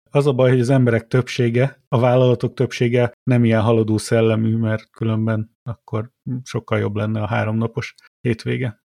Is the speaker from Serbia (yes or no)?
no; Miskolc, Borsod-Abaúj-Zemplén, Hungary; also born or lived in Tullamore, Ireland; now in Ireland; én Miskolci vagyok, én tudom, én jártam ott